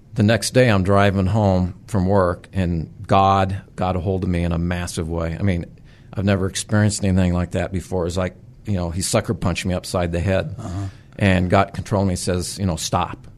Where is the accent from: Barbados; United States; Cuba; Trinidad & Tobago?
United States; southwest Nebraska; also born or lived in Sacramento; now in Nebraska, United States; I grew up in Nebraska, southwest Nebraska, very rural area